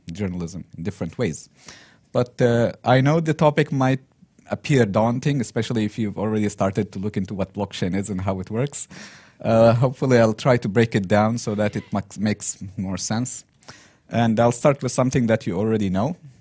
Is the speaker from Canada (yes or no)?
no; Yemen; moved away as an adult; also born or lived in Turkey; Yemen, my home country, original home country